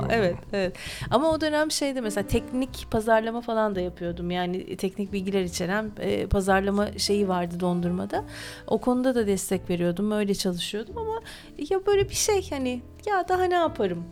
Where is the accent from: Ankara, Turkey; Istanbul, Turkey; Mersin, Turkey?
Mersin, Turkey; Çukurovalıyım aslında Mersinliyim ama anne tarafım İzmirli.